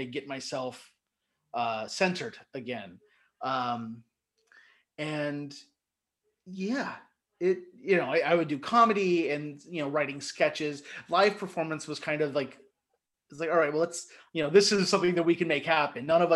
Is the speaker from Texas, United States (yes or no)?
no; Erlanger, Kentucky, United States; growing up in Northern Kentucky